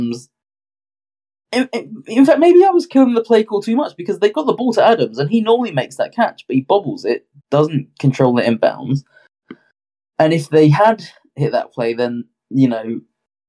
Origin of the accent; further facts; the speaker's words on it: United Kingdom; I'm from Britain.